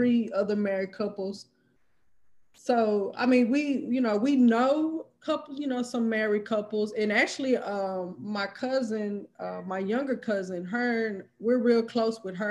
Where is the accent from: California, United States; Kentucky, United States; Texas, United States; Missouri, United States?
Texas, United States; Midland; moved away; I'm originally from Midland, Texas, which is about 4 or 5 hours from here